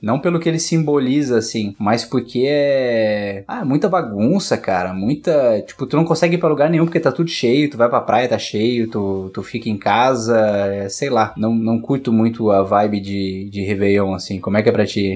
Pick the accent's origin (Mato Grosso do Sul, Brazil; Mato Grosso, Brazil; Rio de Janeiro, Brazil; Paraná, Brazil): Paraná, Brazil; Curitiba; now in Florianópolis, Brazil; Eu também sou de Curitiba